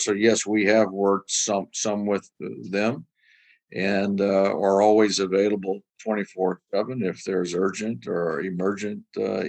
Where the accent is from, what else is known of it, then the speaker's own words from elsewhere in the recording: Louisiana, United States; now in Chicago, United States; I grew up in Louisiana. I'm a Louisiana native, born and raised there.